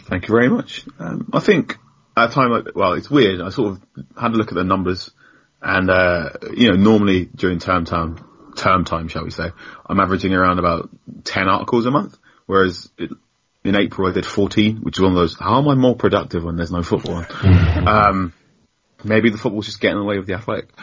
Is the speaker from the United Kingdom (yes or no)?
yes; London, United Kingdom; moved away as an adult; now in Southampton, United Kingdom; I grew up in London